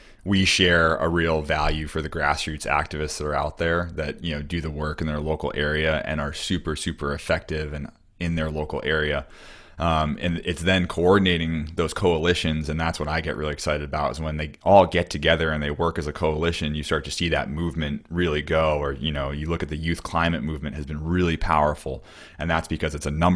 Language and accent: English; United States; as an American